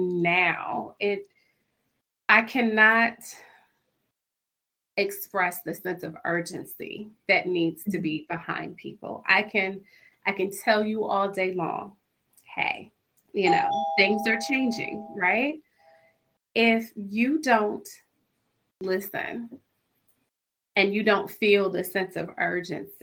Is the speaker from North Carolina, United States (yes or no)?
no; Central Virginia, United States; I grew up in Virginia, in Central Virginia